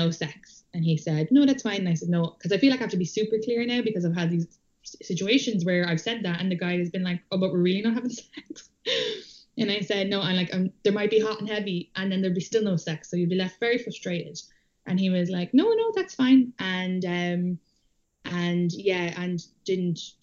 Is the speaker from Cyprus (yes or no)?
no; Ireland; moved away as an adult; I am Irish